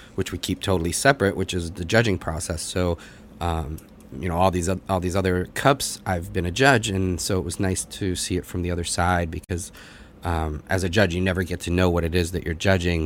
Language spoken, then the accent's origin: English; Boston, Massachusetts, United States; moved away as an adult; now in New York, United States; I grew up in the Boston area